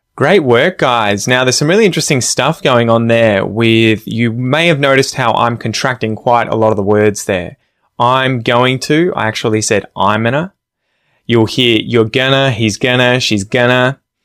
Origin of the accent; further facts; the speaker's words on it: Australia; I'm an Aussie.